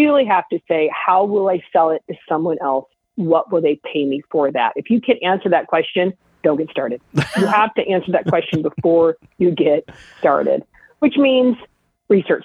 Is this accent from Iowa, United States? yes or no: yes; Iowa, United States; I'm from Iowa